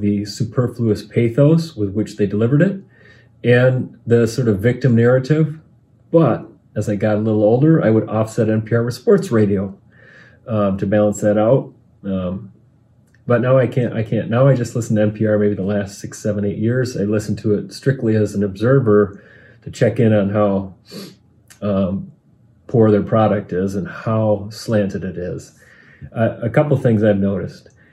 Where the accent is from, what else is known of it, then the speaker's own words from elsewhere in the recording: Michigan, United States; I'm from Michigan.